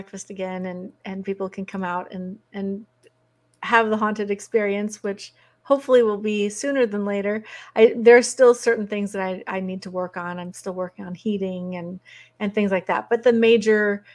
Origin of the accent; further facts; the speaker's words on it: Oregon, United States; moved away as an adult; also born or lived in Big Sur, California / Washington State; I'm a West Coast girl. I grew up in Oregon